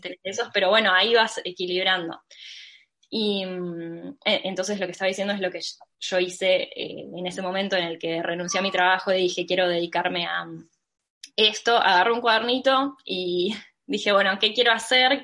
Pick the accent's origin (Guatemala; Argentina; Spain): Argentina; Mar del Plata, Buenos Aires Province; Mar del Plata, mi ciudad natal